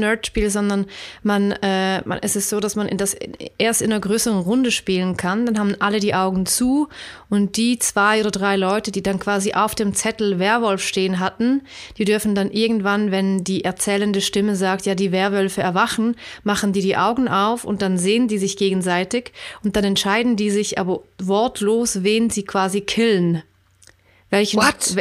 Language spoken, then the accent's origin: German; Switzerland